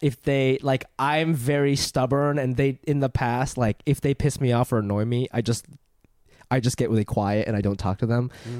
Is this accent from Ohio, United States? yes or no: yes; Ohio, United States; moved away as an adult; also born or lived in Japan / New York; now in Los Angeles, United States; I was born in Japan, and when I moved to Ohio. Yeah, I came to America.